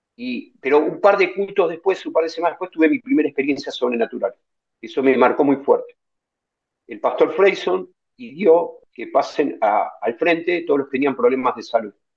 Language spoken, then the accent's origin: Spanish; Buenos Aires, Argentina; yo soy descendiente, soy argentino, pero descendiente de abuelos, eh, rusos y polacos